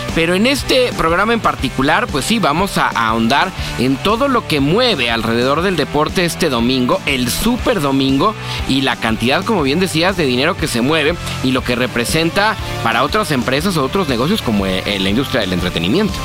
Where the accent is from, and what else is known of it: Mexico